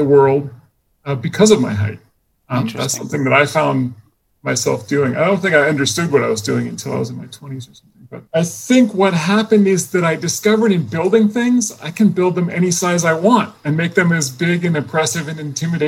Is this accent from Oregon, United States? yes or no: yes; Portland, Oregon, United States; I grew up in Portland, Oregon